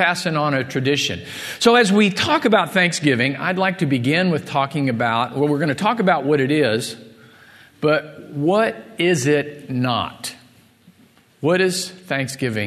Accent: Missouri, United States; moved away; I grew up in Missouri

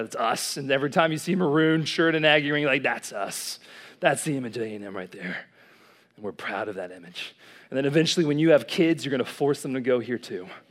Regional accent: College Station, Texas, United States; moved away as an adult; now in Dallas, United States; I'm from Dallas, but I originally grew up right here in College Station, Texas

